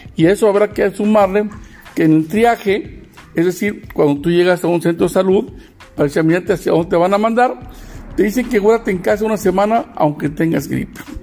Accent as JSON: {"language": "Spanish", "country": "Mexico", "also_born_or_lived": "Monclova, Coahuila, Mexico"}